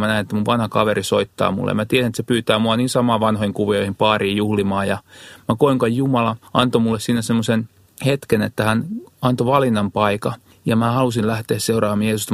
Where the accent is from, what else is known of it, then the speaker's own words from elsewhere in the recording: Kihniö, Pirkanmaa, Finland; Mä oon lähtöissä semmoista pieneltä paikkakunta kuin Kihniö, mikä on tuo Parkanon, Virtojen ja Jalasjärven välistä